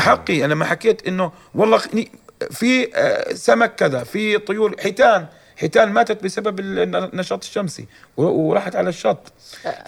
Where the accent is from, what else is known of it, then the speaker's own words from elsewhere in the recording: Jordan; عندنا في الاردن